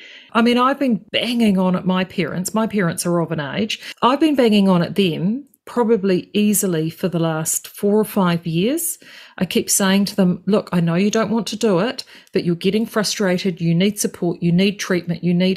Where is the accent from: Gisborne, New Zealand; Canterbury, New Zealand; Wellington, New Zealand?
Gisborne, New Zealand; moved away; I'm from Gisborne originally